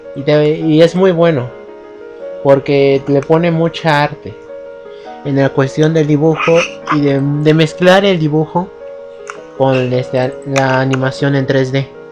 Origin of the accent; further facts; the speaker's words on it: Mexico; Yo no soy argentino, soy mexicano.